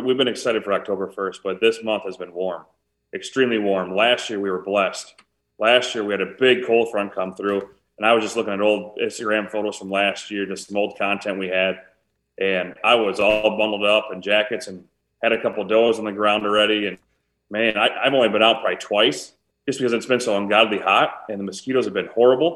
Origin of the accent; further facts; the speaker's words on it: Preston, Iowa, United States; So I grew up in Eastern Iowa. I grew up in a little town of Preston, Iowa, a town of about 1,000